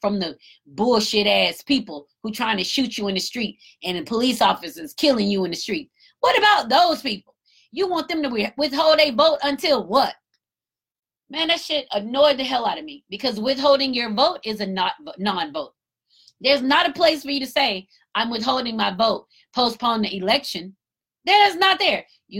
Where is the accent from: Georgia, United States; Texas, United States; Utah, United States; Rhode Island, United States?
Georgia, United States; Marietta; That's my hometown, Cobb County. I'm from Marietta